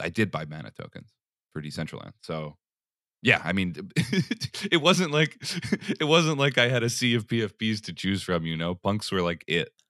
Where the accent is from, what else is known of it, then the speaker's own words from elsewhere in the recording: Philadelphia, Pennsylvania, United States; moved away as an adult; also born or lived in Portland, Oregon; I, I grew up in Philly, in the city, till I was, like, in fourth grade or so, then we moved to the burbs